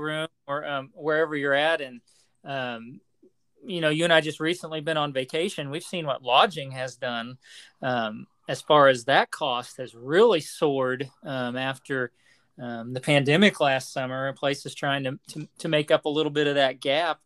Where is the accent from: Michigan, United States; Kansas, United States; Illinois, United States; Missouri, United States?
Kansas, United States; Lyons; the junior high there where I grew up in Lyons